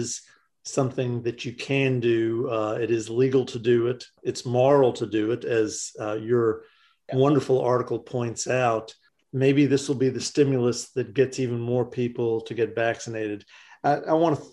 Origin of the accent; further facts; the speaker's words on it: the South, Southern United States, United States; I'm a Southerner